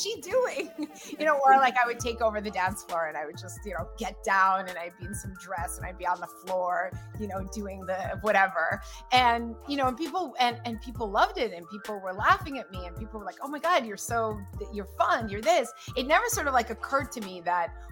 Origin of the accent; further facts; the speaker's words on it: United States; first language Russian; English is a second language; also born or lived in Russia; I was born in Russia and I immigrated to America, and we came here as political refugees